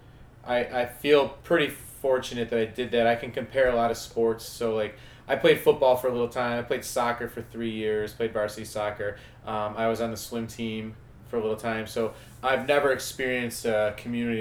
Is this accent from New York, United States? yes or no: yes; West Seneca, New York, United States; now in Rochester, United States; I grew up in West Seneca.